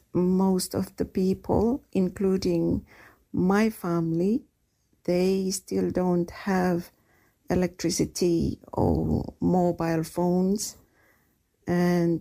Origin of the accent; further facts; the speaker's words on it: Solomon Islands; now in Tipperary, Ireland; I am from the Solomon Islands.